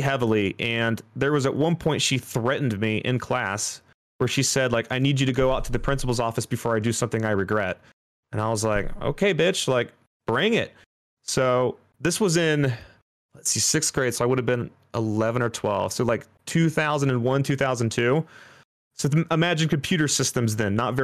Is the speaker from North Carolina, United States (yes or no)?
no; Dayton, Ohio, United States; I was born in Dayton, Ohio. I pretty much grew up there till my early 20s.